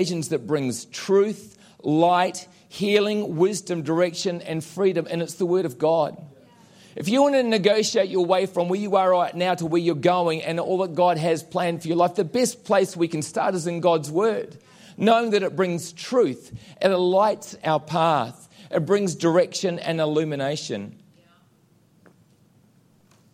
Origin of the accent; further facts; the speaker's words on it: New Zealand; moved away; I'm a Kiwi.